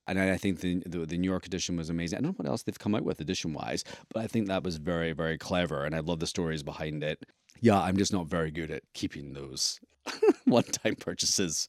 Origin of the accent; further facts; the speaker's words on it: Scotland, United Kingdom; being a Scot myself